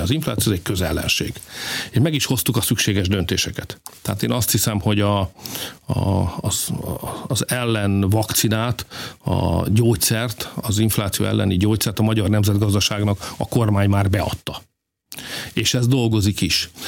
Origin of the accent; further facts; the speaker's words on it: Hungary; mi magyarok vagyunk